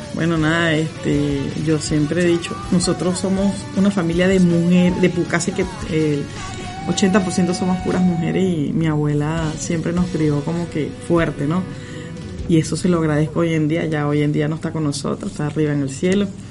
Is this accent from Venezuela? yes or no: yes; Venezuela; moved away as an adult; now in Argentina; como todos salimos de, nuestro país, de Venezuela